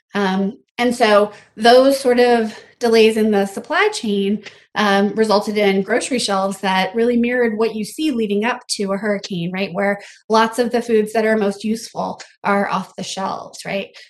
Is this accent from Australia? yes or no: no; South Louisiana, United States; moved away; also born or lived in Vietnam / Bangladesh / New York / Philadelphia; I am from South Louisiana, um, where disasters are just a part of life